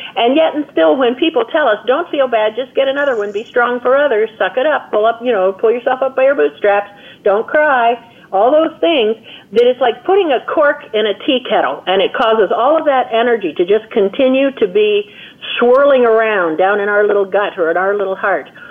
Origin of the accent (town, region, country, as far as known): United States